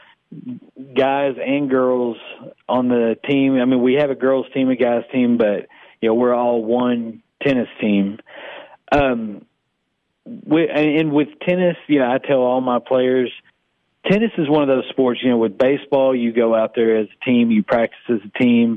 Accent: Sparta, Tennessee, United States; I grew up in Sparta, Sparta native

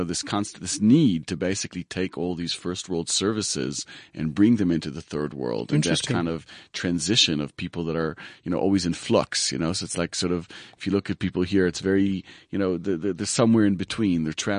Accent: Israel; moved away as an adult; also born or lived in United States; I was born in the States. Mm-hmm. I grew up in Israel, actually. And at the age of 20, I got to South Africa where I went to varsity.

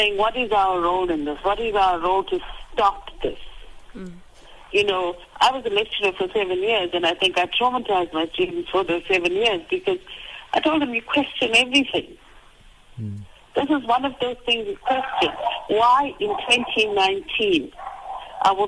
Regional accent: South Africa; as a South African

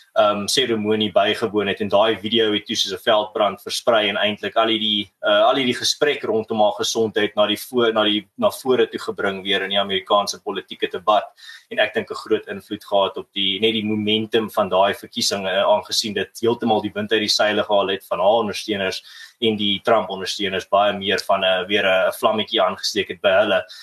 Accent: South Africa; ons as Suid-Afrikaners

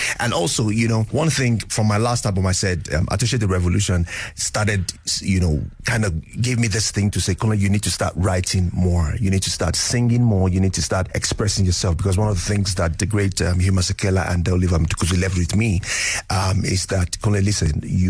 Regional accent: Nigeria; I thought that it will represent me as a Nigerian if I tweaked it and make it sound relatable

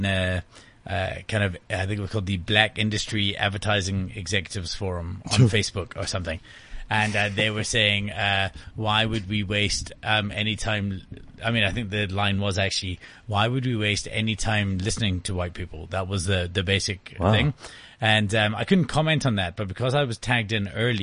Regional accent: Scotland, United Kingdom; the reason Scottish people are generally funny is because we know that, we're shit at everything

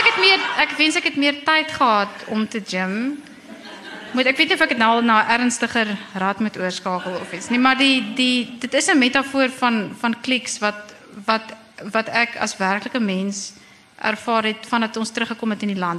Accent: Bloemfontein, Free State, South Africa; moved away as an adult; also born or lived in Stellenbosch / East London / Cape Town; het ek groot geword in Bloemfontein

